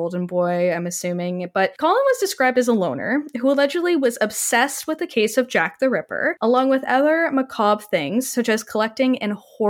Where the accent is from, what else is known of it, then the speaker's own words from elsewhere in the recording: Canada; It just sounds bad coming from me because I'm disturbingly Canadian.